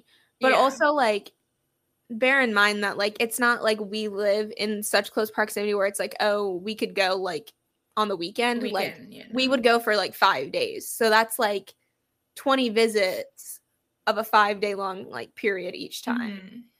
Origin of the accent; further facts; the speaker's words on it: Florida, United States; But Maddie and I grew up in Florida